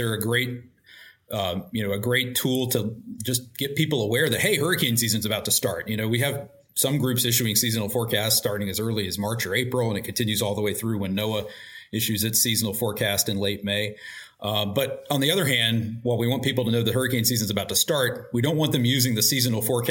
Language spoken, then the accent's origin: English; Roanoke, Virginia, United States; I grew up in Roanoke, Virginia